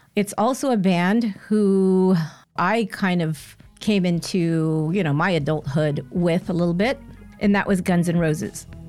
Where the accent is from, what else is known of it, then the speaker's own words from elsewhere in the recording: San Jose, California, United States; near San Jose, California, my hometown